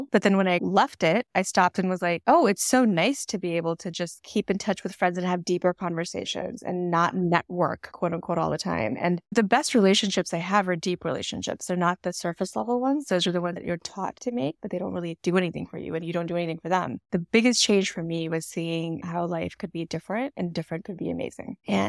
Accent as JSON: {"language": "English", "region": "New York", "country": "United States", "also_born_or_lived": "Washington DC", "lives_now": "Dallas, United States", "said": "I feel the need to be like, well, I'm in Texas right now, but I'm actually from New York and DC."}